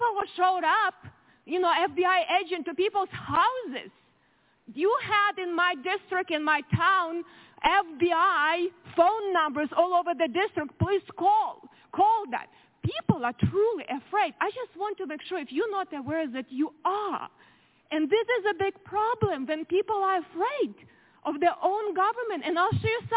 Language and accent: English; Ukraine; now in United States; I grew up in very similar country, Ukraine now